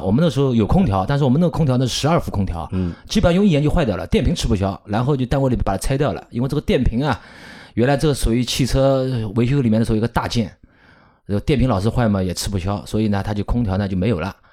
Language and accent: Chinese; Shanghai, China; 我们上海话呢，如果通俗地说呢，我们不喊老司机的，我们是喊老驾驶